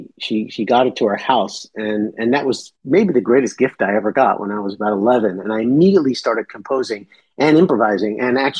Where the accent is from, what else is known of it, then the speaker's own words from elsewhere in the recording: New York, United States; I'm from New York. I mean, I probably live now, you know, 5 miles from where I was born